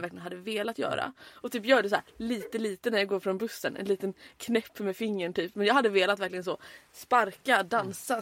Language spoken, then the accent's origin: Swedish; Halmstad, Halland County, Sweden; moved away as an adult; also born or lived in Örnsköldsvik; now in Malmö, Sweden; jag är från Halmstad